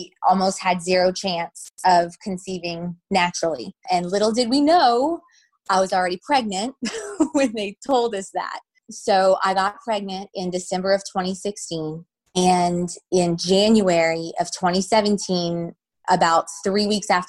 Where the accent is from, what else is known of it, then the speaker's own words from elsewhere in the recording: Louisiana, United States; I'm from Louisiana, born and raised in Louisiana.